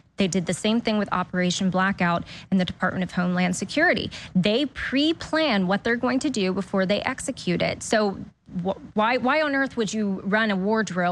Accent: Delaware, United States; moved away as an adult; now in Florida, United States; originally from Delaware. Yep. Now I'm a Florida refugee from Delaware

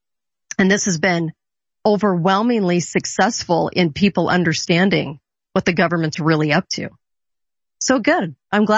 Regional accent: Orange County, California, United States; growing up in California on the beach in Orange County

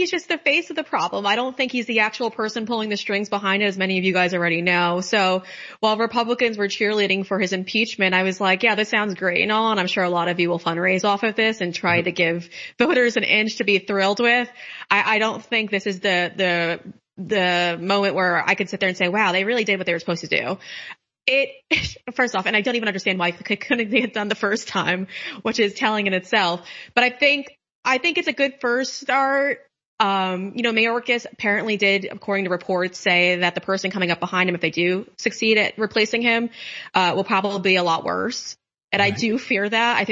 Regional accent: New York, United States; moved away

